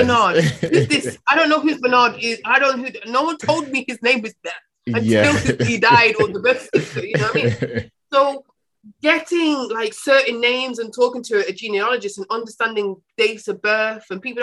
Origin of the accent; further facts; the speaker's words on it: England, United Kingdom; also born or lived in Jamaica (ancestry); I've been so socialized in England